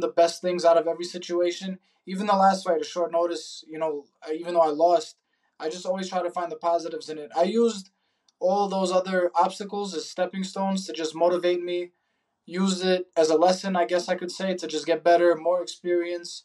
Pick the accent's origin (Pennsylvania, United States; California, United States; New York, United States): New York, United States; New York City; growing up in New York City, being at MSG so many times